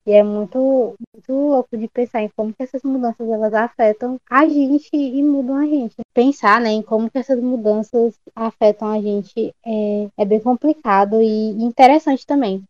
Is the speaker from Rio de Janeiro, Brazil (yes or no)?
no; São Francisco, Piauí, Brazil; also born or lived in Teresina; eu não sou de Teresina, então, mas eu sou de São, de São Francisco, Piauí.